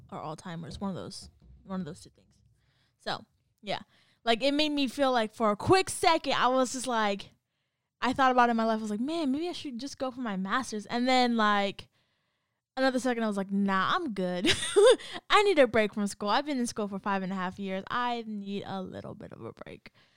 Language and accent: English; California, United States; moved away as an adult; I'm from Cali